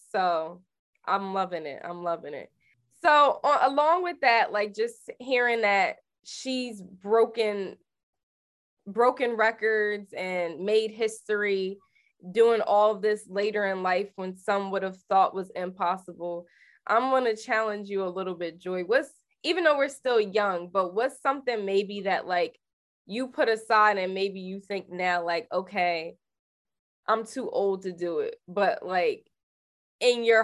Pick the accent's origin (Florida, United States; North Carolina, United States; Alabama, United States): Florida, United States; Miami; now in Atlanta, United States; I'm from Miami, Ronnie.